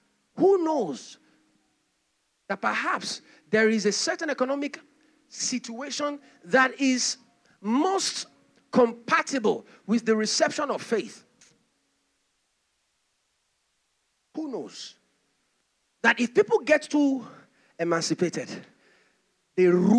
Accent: Nigeria

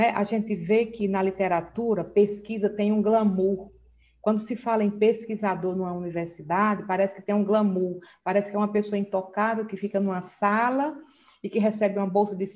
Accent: Northeast Region, Brazil; now in Manaus, Brazil; Eu sou do Nordeste, eu moro aqui em Manaus já há 18 anos.

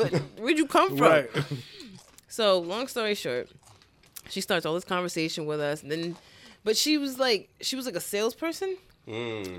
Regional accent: Providence, Rhode Island, United States; we're from Providence.

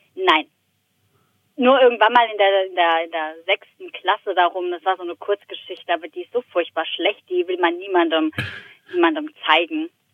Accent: Frankfurt am Main, Hesse, Germany; als Frankfurter Mädchen

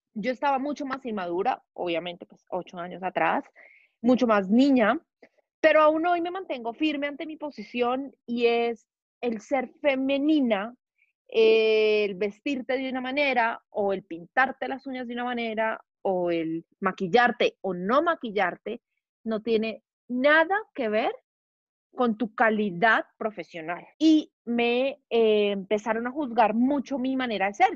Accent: Bogotá, Colombia; Nací en Bogotá, soy de familia paisa, pero pues yo soy bogotana.

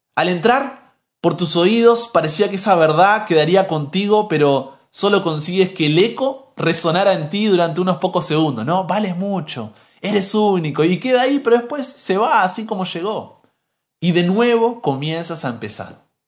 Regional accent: Argentina; soy argentino

